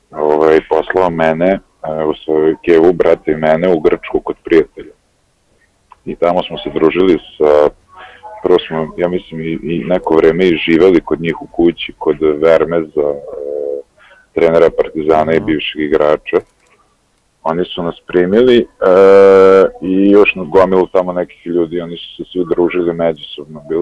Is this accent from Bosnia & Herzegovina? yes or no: no; Novi Sad, Vojvodina, Serbia; also born or lived in Greece; To smo bile tamo dosta, ovaj, dosta nas iz Novog Sada i iz nekih okolnih mesta.